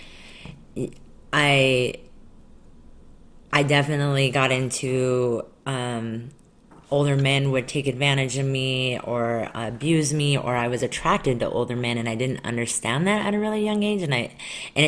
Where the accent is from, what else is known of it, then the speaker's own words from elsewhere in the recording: Colorado, United States; I grew up not in Utah, but I grew up in Colorado